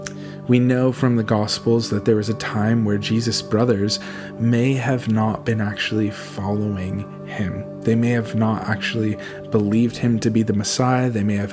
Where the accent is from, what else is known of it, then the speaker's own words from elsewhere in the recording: California, United States; moved away as an adult; now in Portsmouth, United Kingdom; I'm from California, born and raised. My wife Laura and I moved here in November with our 6 children